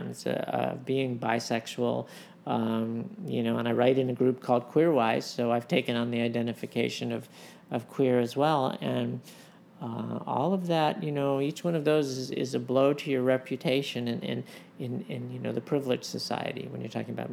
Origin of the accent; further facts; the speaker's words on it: United States; also born or lived in Los Angeles, California; I grew up in New York and Los Angeles